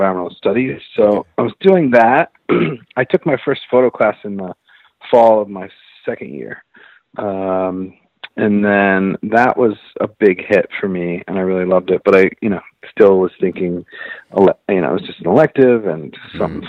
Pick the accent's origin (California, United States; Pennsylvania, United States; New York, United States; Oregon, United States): Pennsylvania, United States; northwest; now in Philadelphia, United States; I actually grew up in the northwest part of Pennsylvania.